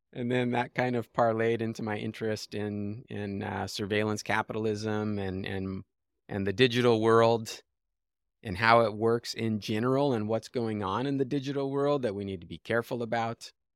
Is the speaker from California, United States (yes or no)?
yes; Los Angeles, California, United States; I grew up in Los Angeles